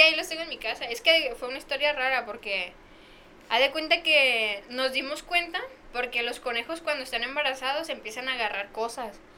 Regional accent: Tepic, Nayarit, Mexico; pues de Tepi

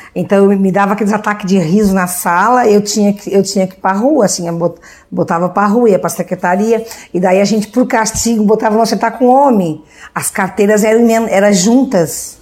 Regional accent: Orleans, Santa Catarina, Brazil; also born or lived in Urussanga; Eu sou natural de Uruçanga, mas a gente só, só nasceu lá e veio pra cá, né? Veio pra Orleans

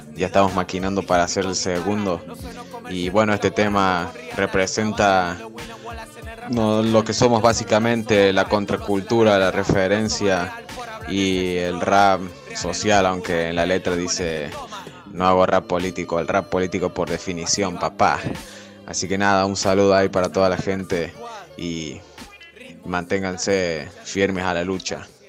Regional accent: Jesús María, Córdoba, Argentina; somos de Jesús María Ciudad, de la periferia de Córdoba

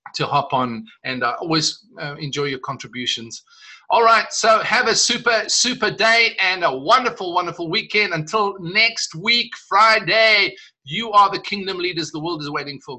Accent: South Africa; I'm South African

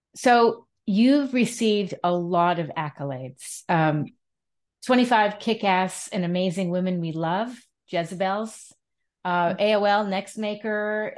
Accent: New York City, New York, United States; I grew up in Manhattan

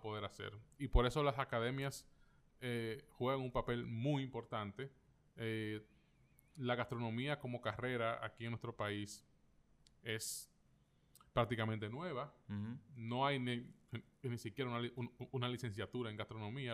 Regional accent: Dominican Republic; como los dominicanos

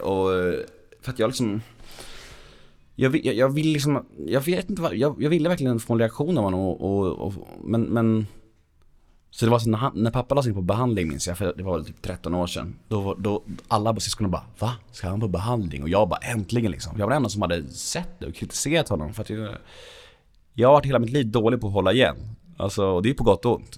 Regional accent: Värmdö, Stockholm County, Sweden; jag växte upp på Värmdö

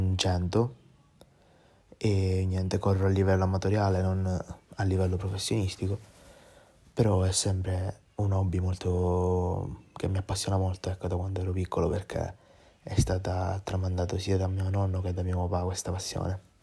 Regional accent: Ispica, Sicily, Italy; vengo da Ispica, che è un piccolo paesino della Sicilia

